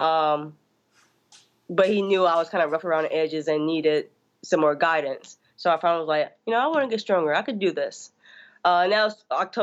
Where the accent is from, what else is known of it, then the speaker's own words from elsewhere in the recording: Louisiana, United States; moved away; I'm from Louisiana.